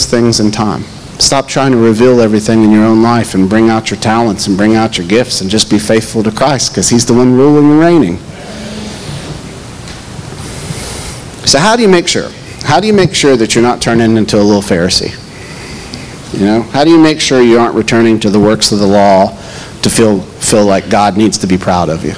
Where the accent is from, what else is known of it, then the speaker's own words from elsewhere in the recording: Knoxville, Tennessee, United States; moved away; I grew up in the Bible Belt, maybe the top part of the Bible Belt in Knoxville